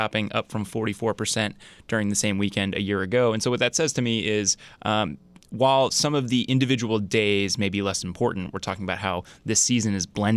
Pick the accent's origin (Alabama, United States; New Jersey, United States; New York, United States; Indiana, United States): New Jersey, United States; Bergen County; moved away; I'm from Bergen County in New Jersey